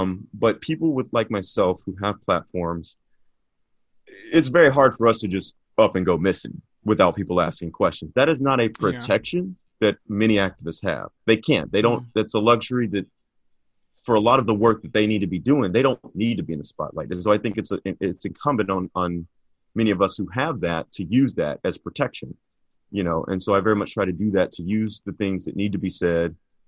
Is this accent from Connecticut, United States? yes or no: no; Texas, United States; But so I grew up in East Texas, right? And it's very much rural.